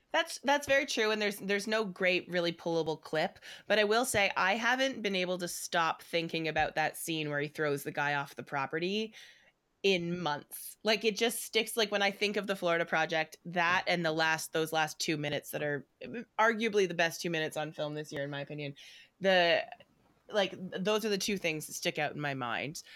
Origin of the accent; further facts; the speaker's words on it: Canada; as a Canadian and specifically as a Canadian theater person